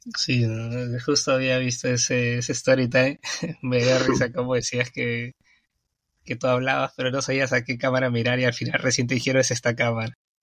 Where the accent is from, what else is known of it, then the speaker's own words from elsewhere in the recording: Peru; yo soy de Perú y mm. pues aquí en Perú hoy día es feriado